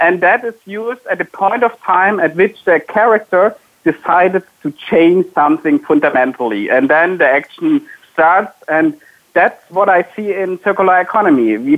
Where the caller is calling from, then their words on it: Wiesloch, Baden-Württemberg, Germany; I'm calling from the headquarters of SAP, so sitting in my house, and it's a city called Wieslach